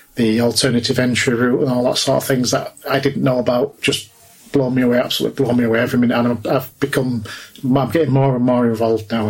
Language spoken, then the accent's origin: English; Leeds, Yorkshire and the Humber, United Kingdom; I'm from Leeds